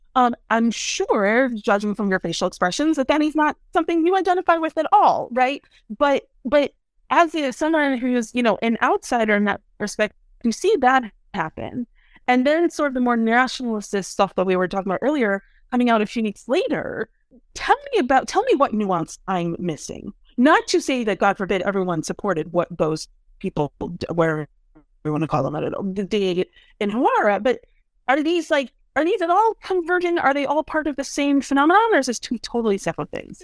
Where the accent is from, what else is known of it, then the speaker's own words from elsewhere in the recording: Chicago, Illinois, United States; also born or lived in New York; now in Washington, D.C., United States; I'm from Chicago, I spent ten years in New York, and now ten years in D C.